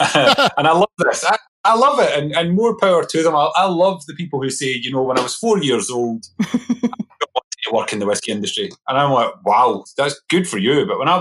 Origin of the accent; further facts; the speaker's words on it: Coatbridge, Scotland, United Kingdom; So I grew up in a little town called Coatbridge. It's about 10 miles outside Glasgow. So close to Glasgow was where I was